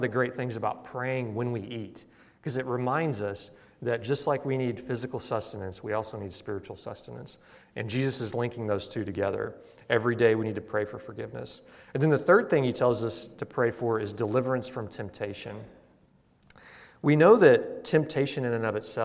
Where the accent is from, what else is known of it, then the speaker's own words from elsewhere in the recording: Missouri, United States; moved away; where I grew up in Missouri